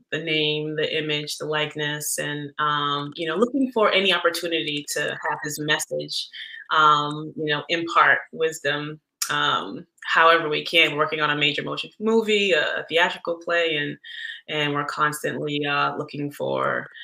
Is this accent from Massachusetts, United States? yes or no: yes; Boston, Massachusetts, United States; also born or lived in Jamaica; I was born in Jamaica, but raised in Boston